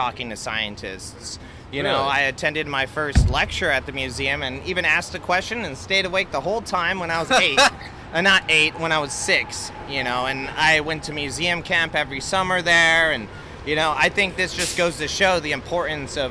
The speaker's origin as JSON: {"language": "English", "town": "Albuquerque", "region": "New Mexico", "country": "United States", "tie": "born or raised there", "said": "I grew up in Albuquerque, New Mexico."}